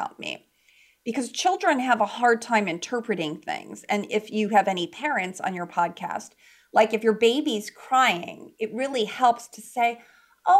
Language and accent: English; Chicago, Illinois, United States; moved away as an adult; also born or lived in California; I moved out actually from Chicago, which is where I was born and raised, to California